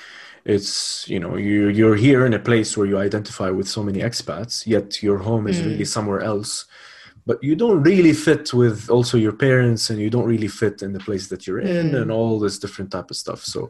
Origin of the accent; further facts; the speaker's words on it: Lebanon; also born or lived in United Arab Emirates / Spain; now in Abu Dhabi, United Arab Emirates; I am from Lebanon, but I've lived all my life in the UAE. I studied in Lebanon, and I studied in Spain. But very much so, I would call Abu Dhabi my home.